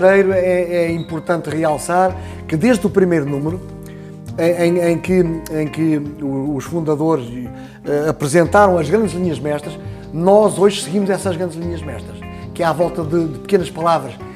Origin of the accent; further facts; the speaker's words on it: Santarém, Santarém District, Portugal; eu que sou de Santarém